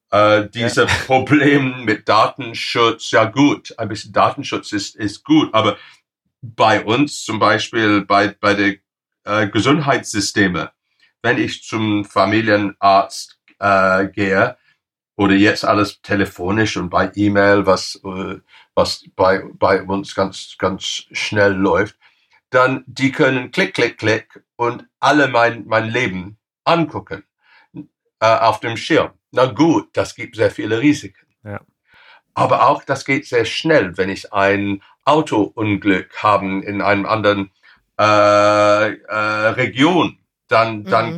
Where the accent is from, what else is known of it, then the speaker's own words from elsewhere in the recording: England, United Kingdom; German is a second language; bei uns in England